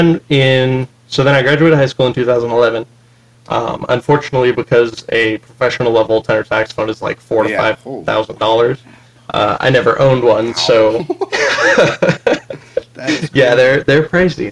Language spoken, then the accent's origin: English; Texas, United States; now in Utah, United States; I'm originally from Texas